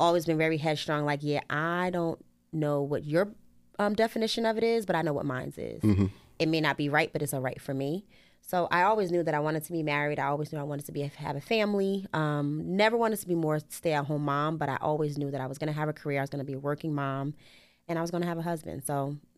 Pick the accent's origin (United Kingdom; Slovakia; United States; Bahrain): United States; Newark, New Jersey; also born or lived in Pennsylvania; I'm from Newark as well.